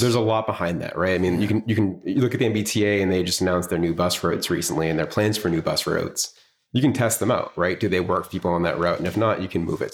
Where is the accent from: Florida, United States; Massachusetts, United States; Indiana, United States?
Massachusetts, United States; Swampscott; I was born and raised in Swampscott